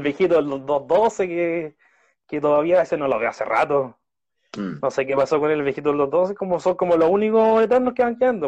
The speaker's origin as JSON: {"language": "Spanish", "town": "Santiago", "region": "Santiago Metropolitan Region", "country": "Chile", "tie": "born or raised there", "also_born_or_lived": "southern Chile", "said": "Micalvi, bueno, es donde, donde vivo desde, desde los años 90"}